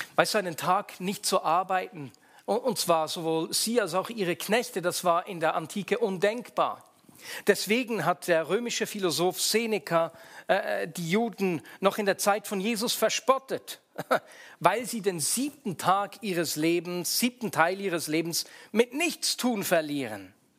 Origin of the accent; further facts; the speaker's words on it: Switzerland; bei uns in der Schweiz, wo es am Sonntag noch den Sonntagsbraten gab, weil wir nur am Sonntag Fleisch gegessen haben